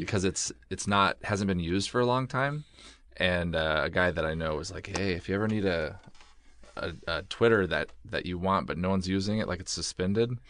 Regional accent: Oregon, United States; moved away as an adult; also born or lived in Pullman, Washington; I grew up in Oregon

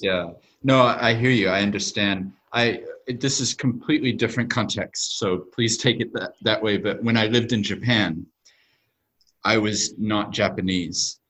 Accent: New Zealand; also born or lived in United States; I was born in America. Actually, moved to New Zealand when I was seven, so right. my accent isn't actually very accurate.

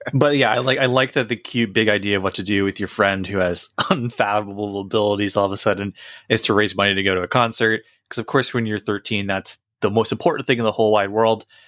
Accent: United States; I've spent the overwhelming majority of my life in America

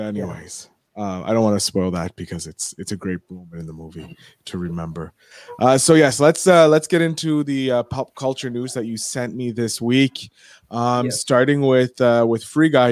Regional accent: Canada; I'm a Canadian

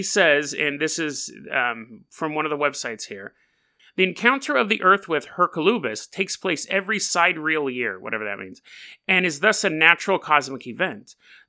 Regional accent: California, United States; now in Hood River, United States; And, you know, I come from California. Everything was earthquake proof.

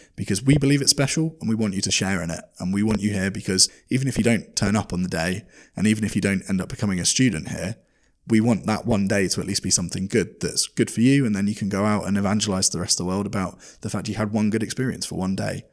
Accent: United Kingdom; made me feel as a Brit

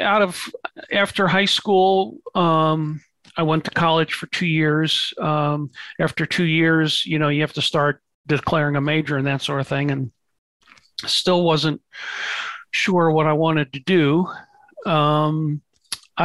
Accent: St. Louis, Missouri, United States; I grew up in St. Louis, Missouri

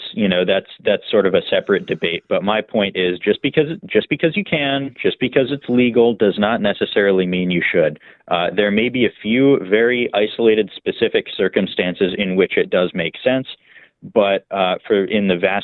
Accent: Virginia, United States; moved away; my home state of Virginia

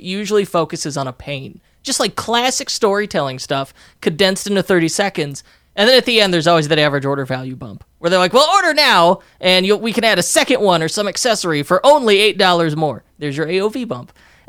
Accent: Park Ridge, Illinois, United States; And the street I grew up on in Park Ridge, Illinois

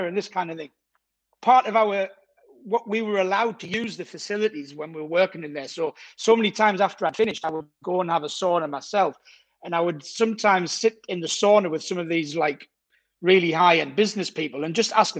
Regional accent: Durham, North East England, United Kingdom; accent: Geordie; moved away as an adult; also born or lived in Scotland; now in Cannes, France; Originally, I'm from Durham, so yeah, the northeast of England. So that's where I grew up till I was 25.

